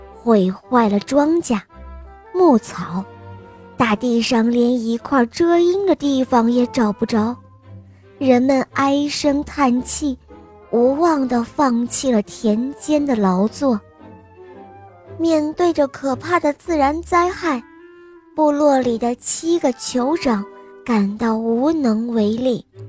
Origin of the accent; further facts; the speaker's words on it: Sichuan, China; 我来自四川